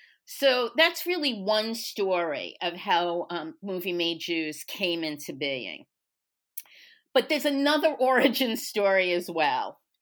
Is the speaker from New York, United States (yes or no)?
yes; Brooklyn, New York, United States; now in Texas, United States; I grew up in New York, Brooklyn to be even more specific, where I had what I only now understand to be the luxury of taking Jewishness for granted. I've spent the past 30 some odd years in Texas